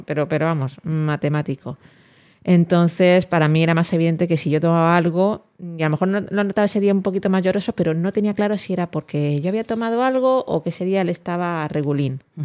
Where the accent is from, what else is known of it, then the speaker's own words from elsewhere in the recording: Elche, Valencian Community, Spain; yo que soy